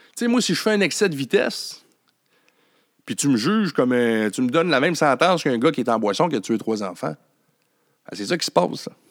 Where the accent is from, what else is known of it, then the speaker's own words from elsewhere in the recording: Quebec, Canada; de chez nous au Québec